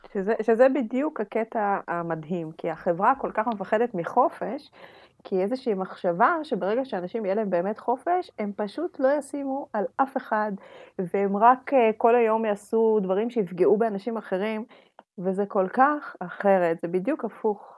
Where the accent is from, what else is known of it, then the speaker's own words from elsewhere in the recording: Russia; now in Israel; בתור רוסייה צריכה את שקט שלי